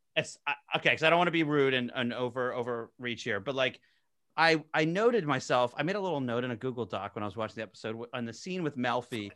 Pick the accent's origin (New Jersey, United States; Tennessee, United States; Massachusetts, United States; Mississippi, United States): New Jersey, United States; I'm from South Jersey